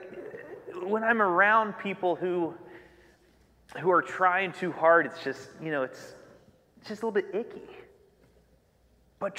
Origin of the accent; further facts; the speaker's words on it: United States; I grew up in Union County